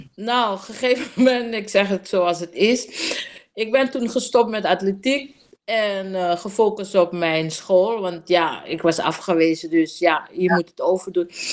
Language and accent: Dutch; Coronie, Suriname; also born or lived in Paramaribo; ik ben in Coronie opgegroeid en ik heb een heel eh, relaxed en ontspannen jeugd gehad in uh, eh, Coronie